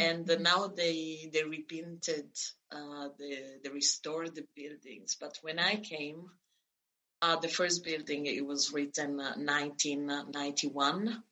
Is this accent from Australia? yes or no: no; northern Italy, Italy; moved away as an adult; also born or lived in Florence, Italy; now in Lithuania; born in the south, grew up in uh, in the north